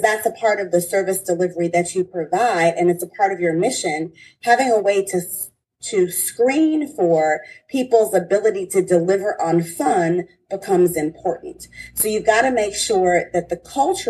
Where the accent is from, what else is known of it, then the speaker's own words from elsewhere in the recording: Detroit, Michigan, United States; I'm from Detroit